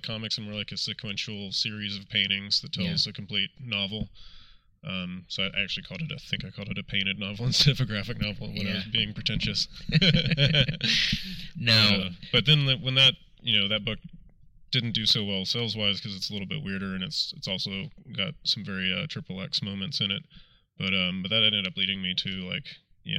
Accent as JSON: {"language": "English", "region": "Texas", "country": "United States", "tie": "born or raised there", "also_born_or_lived": "San Francisco", "moved": "yes", "said": "growing up in Texas, I always just like read superhero comics because that's all I could get"}